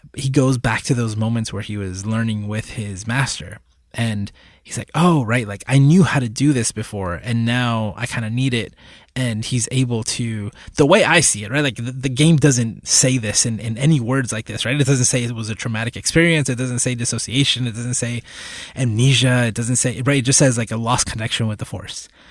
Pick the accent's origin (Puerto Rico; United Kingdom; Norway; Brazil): Puerto Rico; I was born in Puerto Rico. I've, I've lived in Puerto Rico for, I guess, the last couple of years